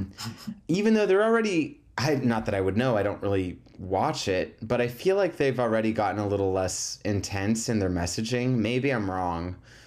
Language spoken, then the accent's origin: English; United States; I'm just, you know, I'm an American.